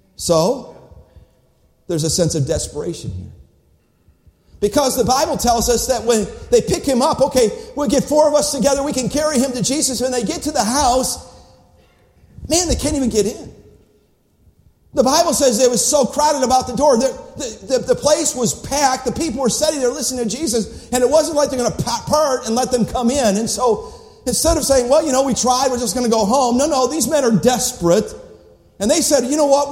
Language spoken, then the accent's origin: English; Cleveland, Ohio, United States; When I was a boy growing up in Cleveland, Ohio